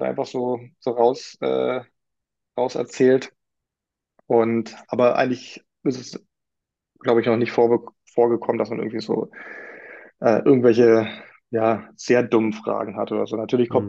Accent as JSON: {"language": "German", "region": "Berlin", "country": "Germany", "tie": "born or raised there", "said": "gebürtig äh, war schon richtig, dass ich in Berlin geboren wurde"}